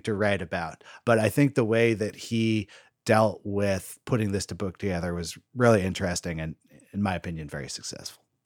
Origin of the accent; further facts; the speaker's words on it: Berkeley, California, United States; Berkeley, which is my hometown